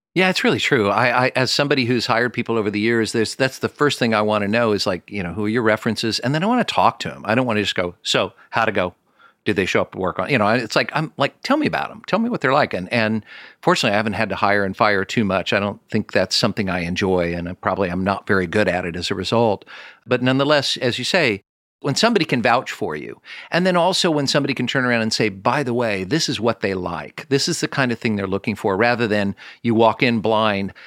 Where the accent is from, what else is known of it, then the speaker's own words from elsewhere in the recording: Kansas City, Missouri, United States; I'm from Kansas City.